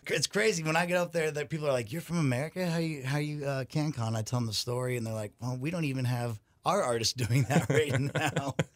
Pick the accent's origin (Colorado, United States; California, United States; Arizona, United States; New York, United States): Arizona, United States; I'm from Arizona